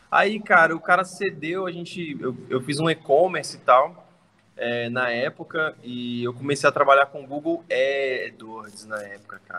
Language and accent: Portuguese; Brasília, Federal District, Brazil; eu sou brasiliense, tenho 29 anos